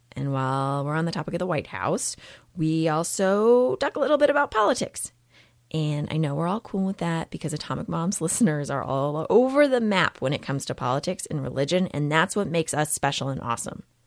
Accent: Texas, United States; moved away as an adult; also born or lived in Massachusetts; I grew up in Texas

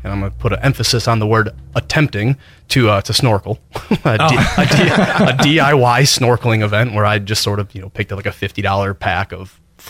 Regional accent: Midwest, United States; moved away; I grew up in the Midwest, mm-hmm. and now I'm living here, mm-hmm. real far away from the ocean

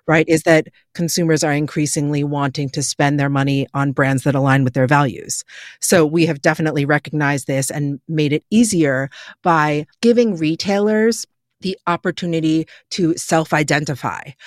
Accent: New York, United States; born and raised in New York

